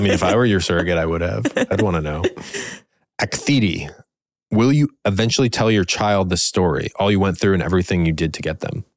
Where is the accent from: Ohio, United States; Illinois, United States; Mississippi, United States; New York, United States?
Ohio, United States; Cleveland; we're from the Cleveland area.